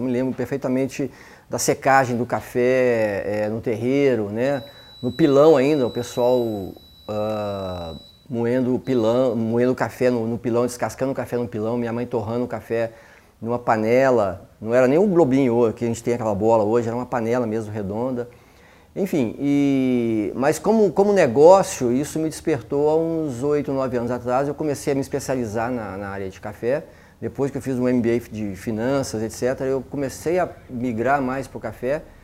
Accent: Belo Horizonte, Minas Gerais, Brazil; now in Campinas, Brazil; eu sou mineiro, eu sou de Belo Horizonte, eu estou morando em Campinas, eu moro em Campinas há 20 anos

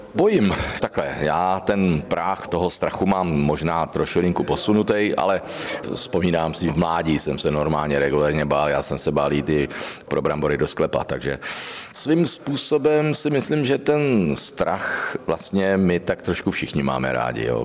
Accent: Znojmo, South Moravian Region, Czechia; znojemská okurka, je to prostě moje rodné město, tam, kde jsem započal svoji pouť

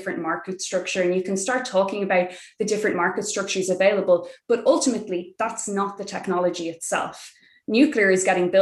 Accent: Ireland; We, in Ireland

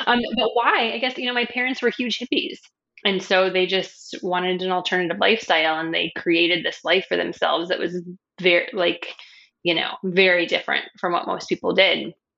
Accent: New Mexico, United States; also born or lived in San Francisco Bay Area, California / Arizona; now in Hawaii, United States; I grew up in New Mexico

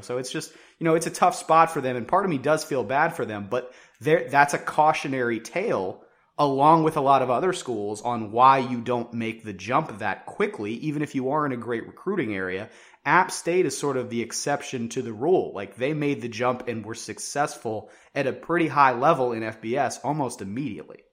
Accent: West Virginia, United States; I grew up in West Virginia

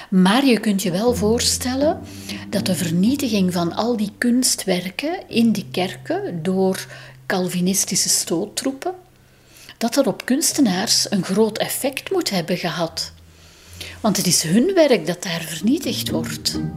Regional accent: Steenweg op Rijkevorsel, Kempen, Flanders, Belgium; Ik ben trouwens zelf opgegroeid aan de Steenweg op Rijkenvorsel

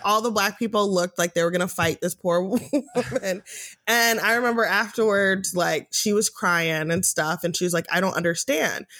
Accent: United States; I'm American. I live in America

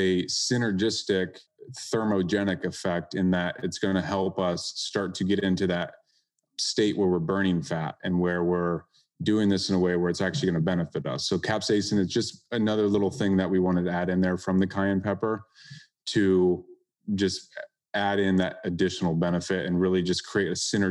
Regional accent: Iowa, United States; now in South Florida, United States; I grew up in Iowa, and it's commonly, you know, rainy and cloudy and overcast.

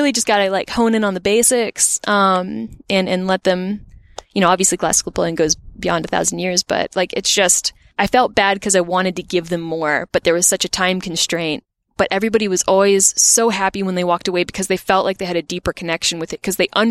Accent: Botetourt, Virginia, United States; I grew up in Botetourt, Virginia, and there wasn't much of an art scene there.

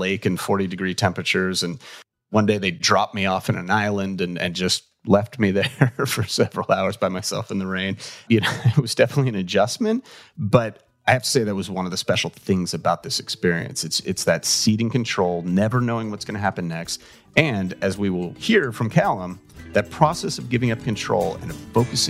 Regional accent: Los Angeles, California, United States; I'm from

